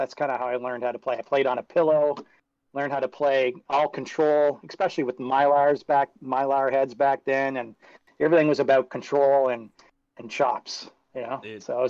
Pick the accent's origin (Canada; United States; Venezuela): Canada; Being Canadian